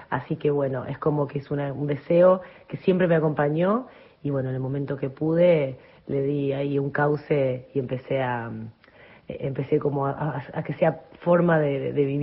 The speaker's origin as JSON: {"language": "Spanish", "town": "San José de la Esquina", "region": "Santa Fe", "country": "Argentina", "tie": "born there", "said": "nací en San José de la Esquina, que es un pueblo que queda al sur de la provincia de Santa Fe, un pueblo muy chiquito."}